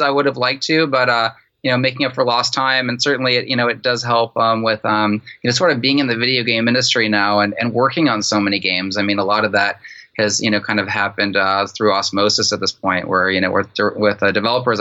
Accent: San Francisco, California, United States; I grew up in San Francisco

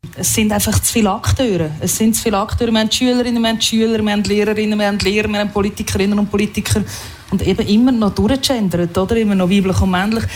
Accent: Switzerland; Und da sind wir Schweizer schon, schon sehr äh, grob immer noch unterwegs

